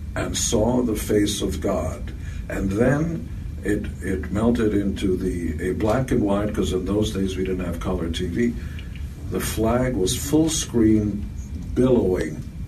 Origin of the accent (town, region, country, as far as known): Israel; born or raised there; English is a second language; now in United States